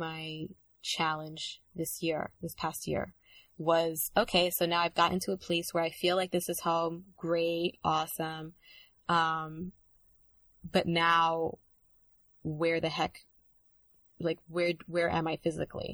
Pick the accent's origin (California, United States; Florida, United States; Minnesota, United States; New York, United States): New York, United States; New York City; moved away as an adult; also born or lived in Dominican Republic / Brooklyn; now in Los Angeles, United States; When you grow up in New York